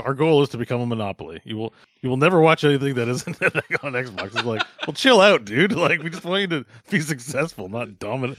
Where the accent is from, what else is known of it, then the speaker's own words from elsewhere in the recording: Canada; as a Canadian